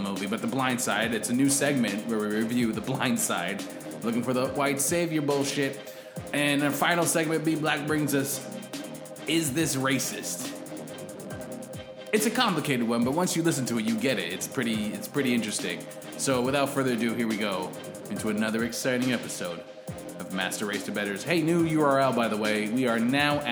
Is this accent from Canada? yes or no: yes; Canada; we're Canadian